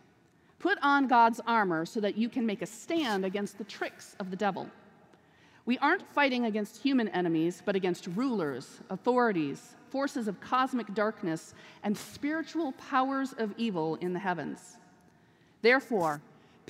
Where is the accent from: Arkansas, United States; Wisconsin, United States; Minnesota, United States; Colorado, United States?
Minnesota, United States; moved away as an adult; also born or lived in Ohio; now in Wilmore, United States; Originally, I'm from Minnesota, but I've spent the last 16 years in Ohio.